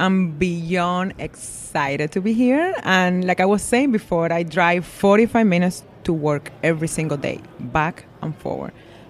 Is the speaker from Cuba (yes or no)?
yes; Cuba; English is a second language; moved away as an adult; also born or lived in Las Vegas; now in United States; I'm born and raised in Cuba. So, I moved to U.S. at the age of 22, straight from Cuba to Las Vegas.